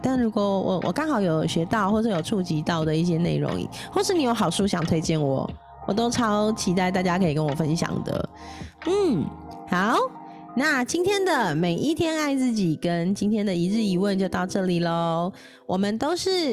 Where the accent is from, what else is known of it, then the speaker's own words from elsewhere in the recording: Taipei, Taiwan; 公立的话是北投那边的复兴高中，我在那边认识了一票很好的朋友、同学